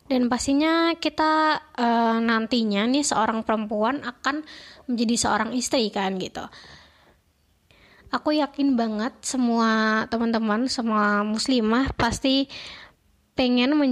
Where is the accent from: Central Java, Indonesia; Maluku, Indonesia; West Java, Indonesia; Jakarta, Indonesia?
Central Java, Indonesia; Semarang; dari PKN Stan, asalku dari Kota Semarang.